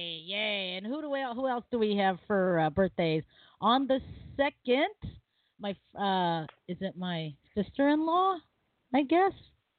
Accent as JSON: {"language": "English", "country": "Philippines", "said": "But, you know, I'm Filipino. Everyone's family, even if they marry into it."}